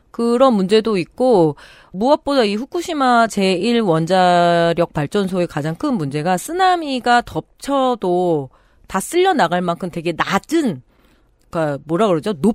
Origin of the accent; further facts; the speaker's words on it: Chungju, North Chungcheong, South Korea; 제가 데미 충주 출신이잖아요.